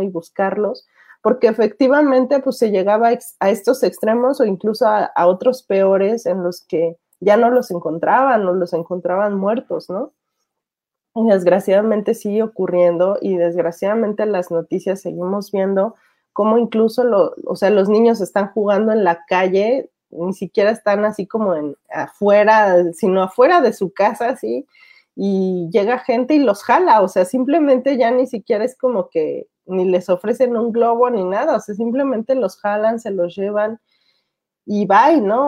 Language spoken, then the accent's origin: Spanish; Mexico; la cultura que tenemos como mexicanos